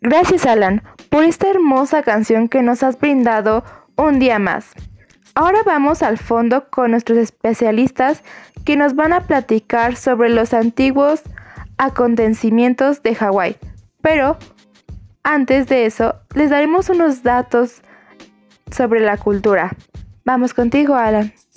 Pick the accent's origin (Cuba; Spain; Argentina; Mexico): Mexico